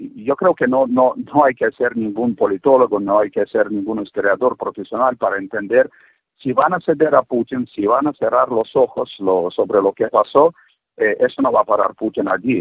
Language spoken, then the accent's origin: Spanish; Russia; moved away; un ruso viviendo fuera de Rusia muchos años